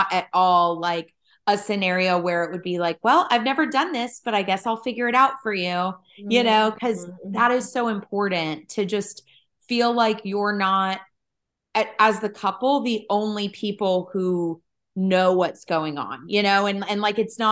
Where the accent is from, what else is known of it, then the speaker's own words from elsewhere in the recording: Eastern North Carolina, United States; I grew up in Eastern North Carolina